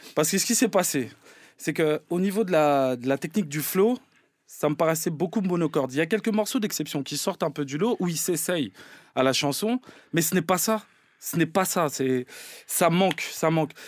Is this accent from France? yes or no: yes; Paris, Île-de-France, France; j'ai grandi dans Paris